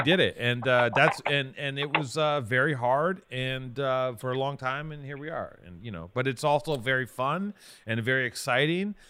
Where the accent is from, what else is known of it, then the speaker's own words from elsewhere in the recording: Los Angeles, California, United States; we're both from Venice